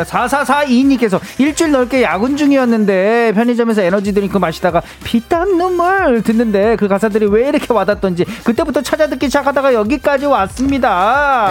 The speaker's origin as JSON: {"language": "Korean", "country": "South Korea", "said": "한국에서 왔다"}